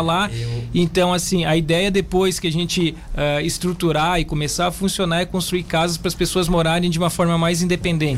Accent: Criciúma, Santa Catarina, Brazil; also born or lived in Porto Alegre; eu sou de Criciúma, mas quando eu fiz a, toda a minha formação em Porto Alegre, quando eu voltei de Porto Alegre para Criciúma

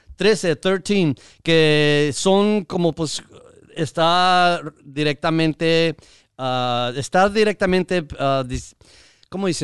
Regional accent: Mexico; now in United States

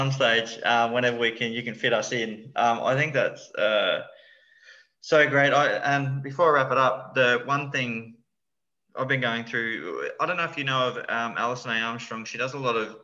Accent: Lockyer Valley, Queensland, Australia; where I grew up in the Lockyer Valley

